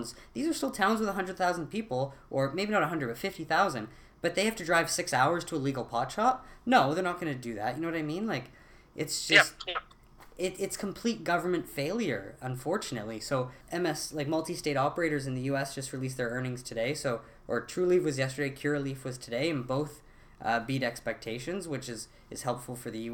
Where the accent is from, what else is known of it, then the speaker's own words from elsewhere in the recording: Canada; I'm a Canadian